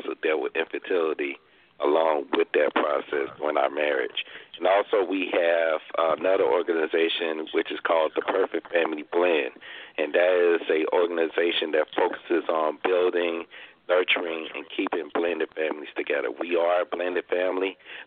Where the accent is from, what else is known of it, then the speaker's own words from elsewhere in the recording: Pine Bluff, Arkansas, United States; moved away as an adult; now in Maryland, United States; I I'm currently originally from Pine Bluff, Arkansas, and I moved here to the area around 2000